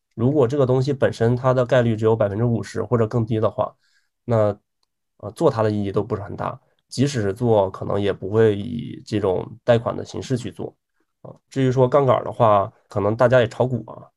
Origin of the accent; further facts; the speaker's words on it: Taiyuan, Shanxi, China; moved away; also born or lived in Beijing; 我老家是太远的